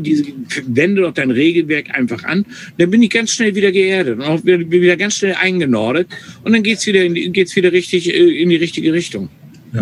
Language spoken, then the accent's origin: German; North Frisia, Schleswig-Holstein, Germany; first language German; ich bin in Nordfriesland groß geworden oder habe jahrelang in Nordfriesland gewählt, mhm. äh, gelebt